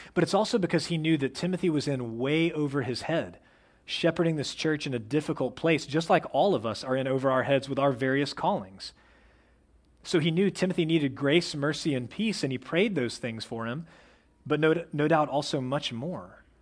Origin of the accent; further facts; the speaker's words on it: Plano, Texas, United States; I was raised in Plano, which is like the opposite of the outdoors.